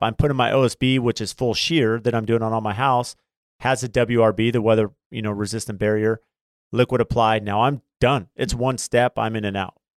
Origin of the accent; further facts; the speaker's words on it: San Diego, California, United States; also born or lived in Phoenix; growing up in San Diego